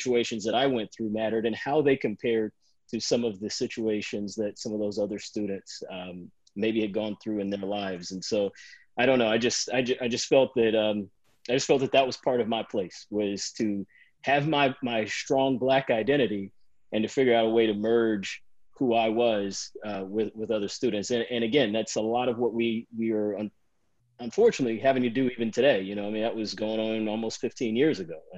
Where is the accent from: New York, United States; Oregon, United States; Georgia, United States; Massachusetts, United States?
Georgia, United States; Atlanta; moved away as an adult; also born or lived in Chicago; I'm from Atlanta, so I grew up in the South